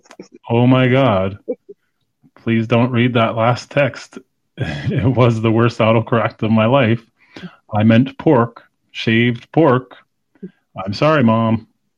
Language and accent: English; Canada; But I do have a canoe because I'm Canadian.